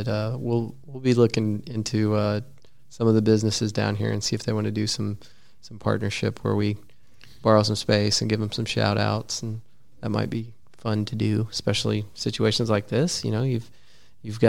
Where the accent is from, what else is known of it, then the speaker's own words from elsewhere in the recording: Abilene, Texas, United States; my hometown of Abilene, we've got Fort Phantom